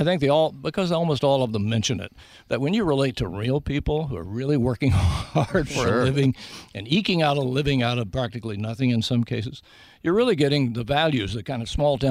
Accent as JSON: {"language": "English", "town": "Big Stone Gap", "region": "Virginia", "country": "United States", "tie": "born or raised there", "said": "The movie is about my hometown."}